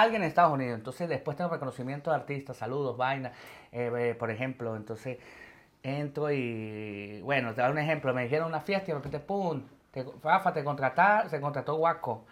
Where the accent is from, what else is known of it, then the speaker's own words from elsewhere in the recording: Venezuela; moved away as an adult; now in Madrid, Spain; Yo me fui con 21 años, yo me fui en el 2016 de Venezuela